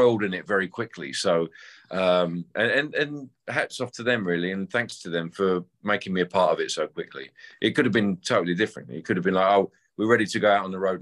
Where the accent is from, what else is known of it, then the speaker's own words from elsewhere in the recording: England and London, United Kingdom; I grew up playing covers around England and London